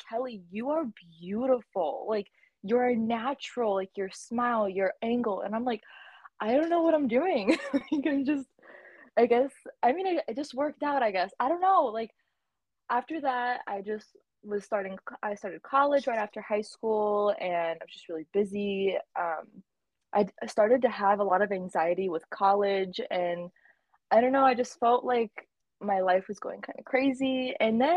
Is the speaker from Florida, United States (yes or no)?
yes; Tampa, Florida, United States; I'm a model from Tampa, Florida.